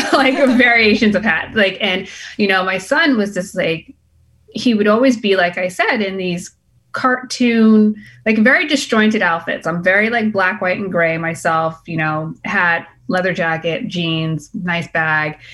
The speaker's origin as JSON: {"language": "English", "town": "Boston", "region": "Massachusetts", "country": "United States", "tie": "born or raised there", "moved": "as an adult", "lives_now": "California, United States", "said": "I'm born and raised in Boston"}